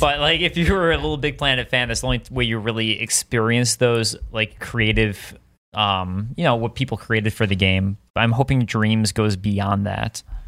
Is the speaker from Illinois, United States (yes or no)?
yes; Deerfield, Illinois, United States; moved away; I grew up in Chicago